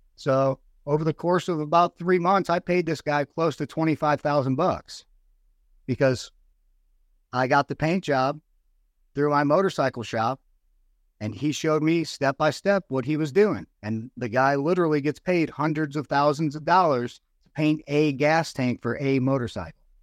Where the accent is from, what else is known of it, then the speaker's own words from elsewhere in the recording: United States; also born or lived in Virginia; I moved from the Virginia area where I got out of the Marines back home to the Illinois and Missouri area 'cause I had family on both sides in Missouri and Illinois